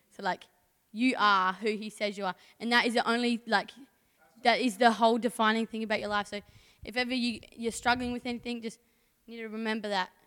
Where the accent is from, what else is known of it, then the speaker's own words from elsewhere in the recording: Port Lincoln, South Australia, Australia; also born or lived in Mount Barker; from Port Lincoln. Born in Mount Barker.